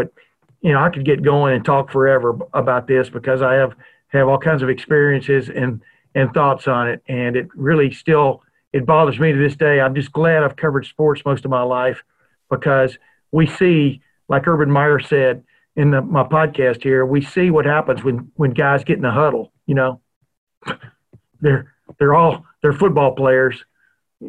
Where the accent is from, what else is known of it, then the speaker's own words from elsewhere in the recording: Lufkin, Texas, United States; moved away as an adult; also born or lived in the North; was born and raised in the South. I've lived in the North now since 1976.